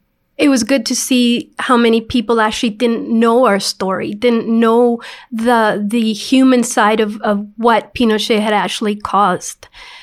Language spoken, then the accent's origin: English; Canada; Is not what, you know, we understand as a definition of being Canadian, is when we don't take care of each other.